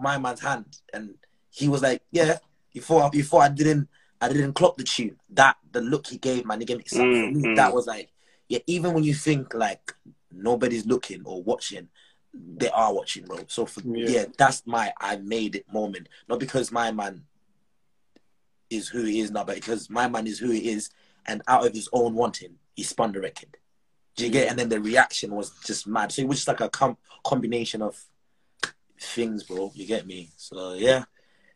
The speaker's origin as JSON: {"language": "English", "country": "Zimbabwe", "tie": "born or raised there", "also_born_or_lived": "Malawi", "moved": "yes", "lives_now": "Edinburgh, United Kingdom", "said": "Growing up in Zim"}